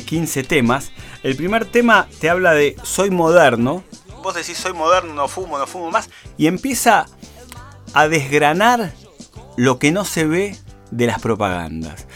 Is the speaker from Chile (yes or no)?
no; Argentina; cómo somos los argentinos